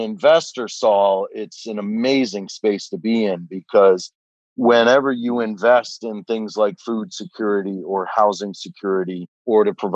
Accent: Detroit, Michigan, United States; when I was growing up in Detroit.

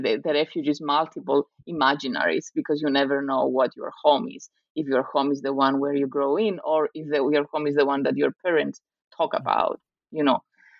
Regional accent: Nicosia, Nicosia District, Cyprus; the fact that I grew up in Cyprus, in Nicosia, as a daughter of a refugee family from the north, a Greek Cypriot refugee family.

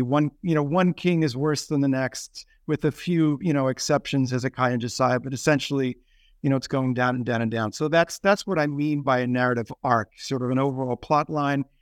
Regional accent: New York City, New York, United States; moved away as an adult; also born or lived in Afghanistan; now in Philadelphia, United States; I'm from New York City originally, uh, grew up in Staten Island

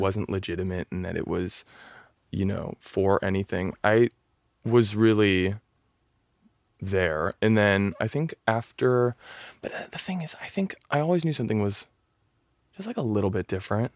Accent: Newport Beach, California, United States; moved away as an adult; also born or lived in Los Angeles; I grew up in Orange County in Newport Beach

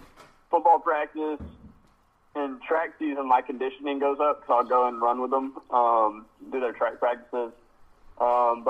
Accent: Abilene, Texas, United States; also born or lived in College Station; I'm from Abilene

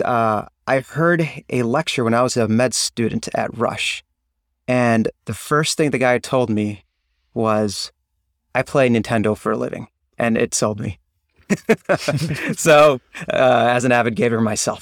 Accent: Chicago, Illinois, United States; also born or lived in Ann Arbor, Michigan; I'm actually from the Chicagoland area

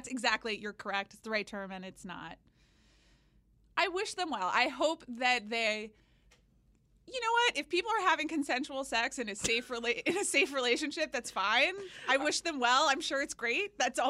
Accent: Atlanta, Georgia, United States; moved away as an adult; So I grew up in Atlanta, as you know.

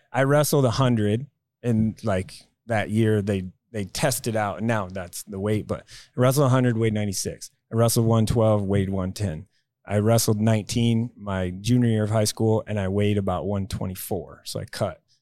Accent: Tulsa, Oklahoma, United States; I grew up in Tulsa, Oklahoma.

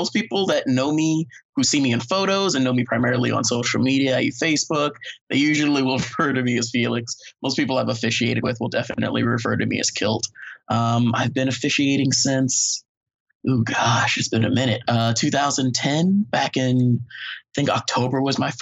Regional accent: South Florida, United States; growing up in South Florida and being African-American

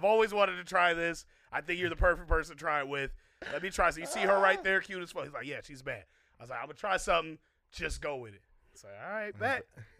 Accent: Iowa, United States; I'm from Iowa and I'm not even from here.

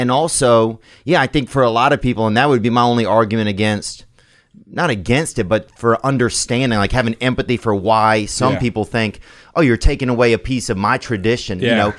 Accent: Louisiana, United States; I grew up in Louisiana, and it was really 50-50 in our area

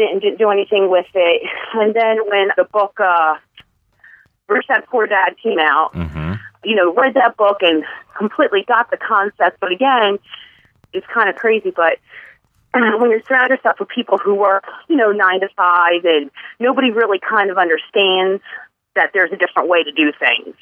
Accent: Bucks County, Pennsylvania, United States; I was born and raised in the Bucks County area.

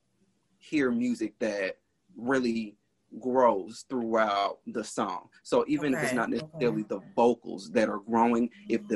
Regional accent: Decatur, Georgia, United States; also born or lived in Atlanta, Georgia; born in Southwest Atlanta, and then I moved to Decatur. So most of my upbringing is in Decatur

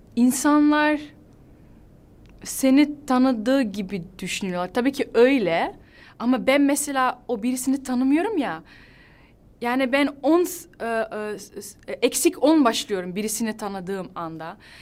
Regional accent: Netherlands; Turkish is a second language; Hollanda'da doğdum, büyüdüm. Ee, annem babam Hatay'dan geliyor, Antakya'dan

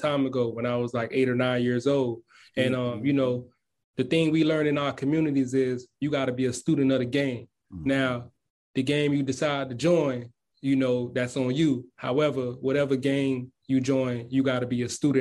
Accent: Miami, Florida, United States; I'm from Miami, Florida, you know, to be exact, Carroll City

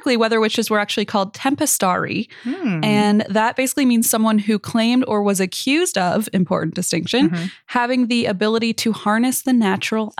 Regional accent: Midwest, United States; as a kid growing up in the Midwest, snow days were an extremely important part of the winter months during school

